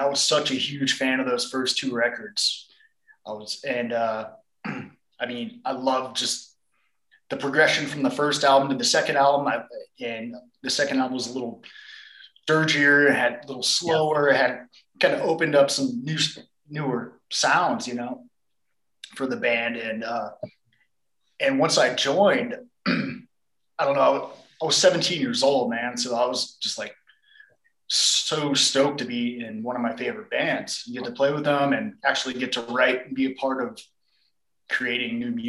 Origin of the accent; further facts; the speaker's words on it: Phoenix, Arizona, United States; moved away as an adult; also born or lived in New Orleans; from Phoenix, grew up here, and moved to New Orleans when I joined the Goat Horde about 16 years ago